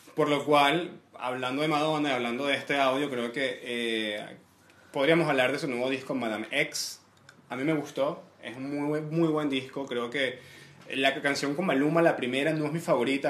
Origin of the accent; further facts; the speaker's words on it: Venezuela; moved away as an adult; now in Santiago, Chile; soy venezolano